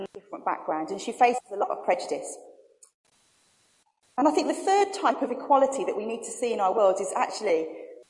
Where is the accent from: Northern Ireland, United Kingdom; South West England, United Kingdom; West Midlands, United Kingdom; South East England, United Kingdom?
West Midlands, United Kingdom; Birmingham; I'm from Birmingham